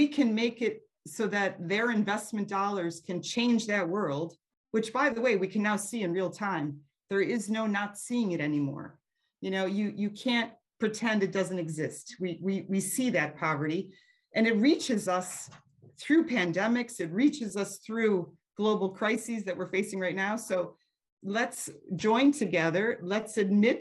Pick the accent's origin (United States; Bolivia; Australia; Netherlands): United States; moved away as an adult; also born or lived in Eastern and Southern Africa; I am American